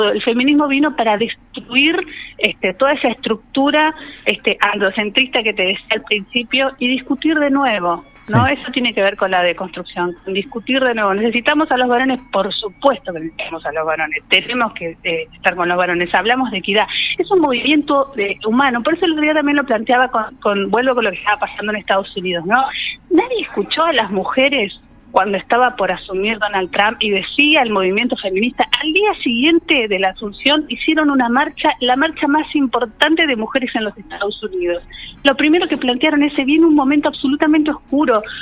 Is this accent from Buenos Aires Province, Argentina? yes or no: no; Caleta Olivia, Santa Cruz, Argentina; Bueno, yo porque soy de Caleta me gustaría mucho tener compañeras